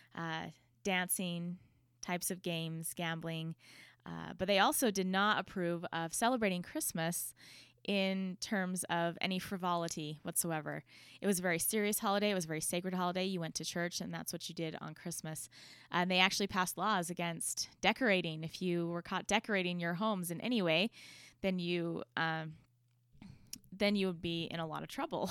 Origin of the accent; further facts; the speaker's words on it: United States; as an American